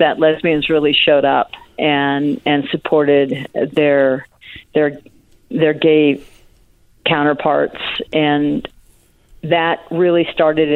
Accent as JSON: {"language": "English", "town": "Mill Valley", "region": "California", "country": "United States", "tie": "born or raised there", "also_born_or_lived": "San Francisco", "said": "I was raised in Mill Valley, California"}